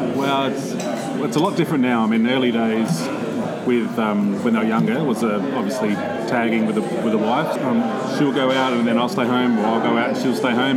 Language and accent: English; Adelaide, South Australia, Australia; I grew up around Shepherd's Hill